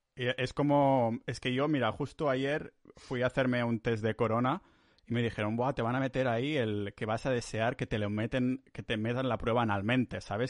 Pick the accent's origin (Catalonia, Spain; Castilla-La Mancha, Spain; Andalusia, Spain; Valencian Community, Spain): Catalonia, Spain; moved away as an adult; now in Estonia; yo como soy muy catalán